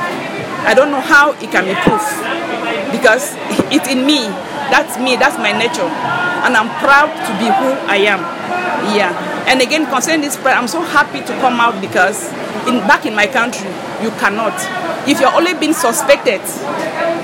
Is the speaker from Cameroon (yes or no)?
yes; Cameroon; moved away as an adult; now in United Kingdom; I'm from Cameroon